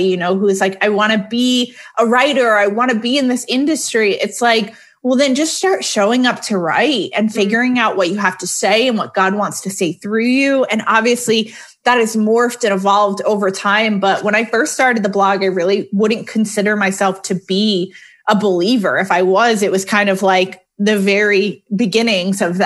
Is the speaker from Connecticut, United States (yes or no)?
yes; Connecticut, United States; now in Atlanta, United States; I'm originally from Connecticut. East Coaster.